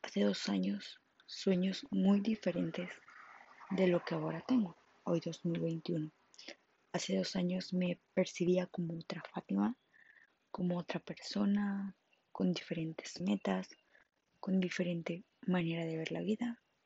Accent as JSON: {"language": "Spanish", "town": "Monterrey", "region": "Nuevo León", "country": "Mexico", "said": "soy de Monterrey, Nuevo León"}